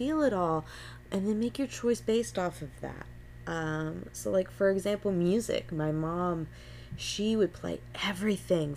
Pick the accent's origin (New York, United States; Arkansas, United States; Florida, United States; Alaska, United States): Florida, United States; Gulf Coast; I am a born and raised Florida native